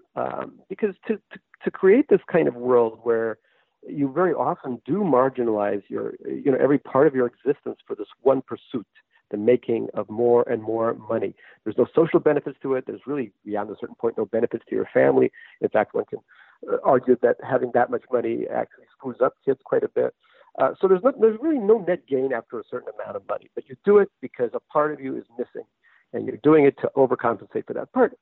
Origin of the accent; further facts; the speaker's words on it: New York, United States; also born or lived in Russia; I grew up in New York